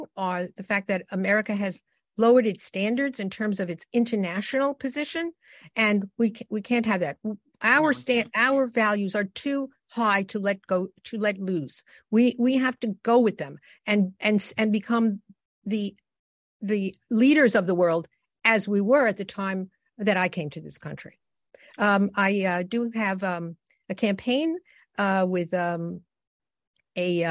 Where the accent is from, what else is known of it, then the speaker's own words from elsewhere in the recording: New York City, New York, United States; also born or lived in Germany; I was raised in the Bronx, where I was able to go to school